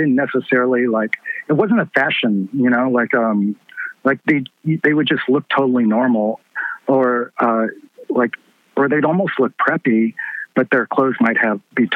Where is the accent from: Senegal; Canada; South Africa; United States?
United States; Louisville, Kentucky; I grew up in the East End